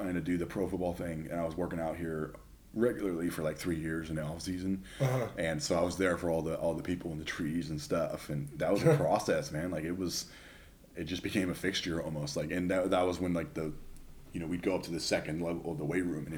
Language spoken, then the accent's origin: English; Southern California, United States; I'm from Southern California